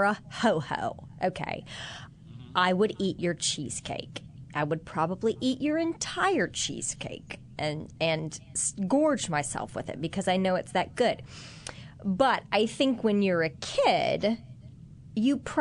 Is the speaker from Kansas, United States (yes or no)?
yes; Kansas, United States; now in New Orleans, United States; I had in school growing up in Kansas